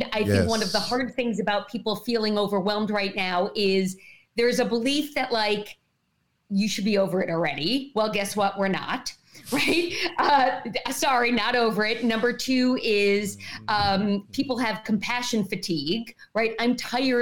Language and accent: English; New York, United States; I'm from New York